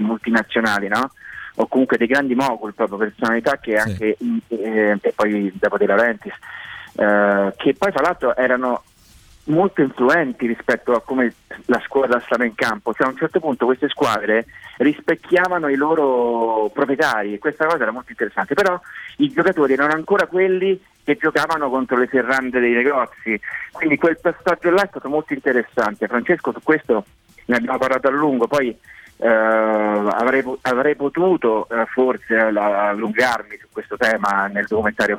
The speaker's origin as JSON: {"language": "Italian", "town": "Rome", "region": "Lazio", "country": "Italy", "said": "Io, insomma, sono romano e, e romanista"}